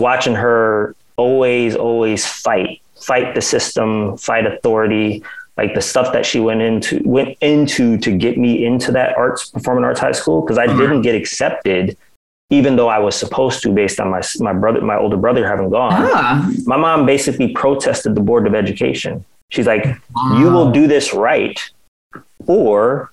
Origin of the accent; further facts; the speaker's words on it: New Haven, Connecticut, United States; growing up in New Haven, because we are from Connecticut